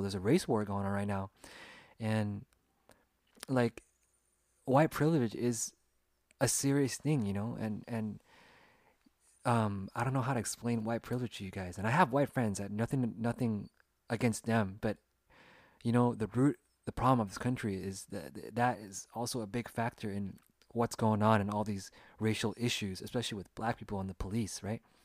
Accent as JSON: {"language": "English", "town": "Sacramento", "region": "California", "country": "United States", "tie": "born or raised there", "said": "I was born and raised in Sacramento, California, in the United States, and I grew up here"}